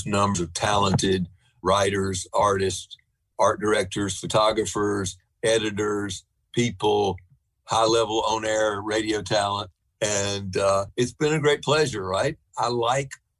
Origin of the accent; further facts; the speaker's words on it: the South, United States; as a Southerner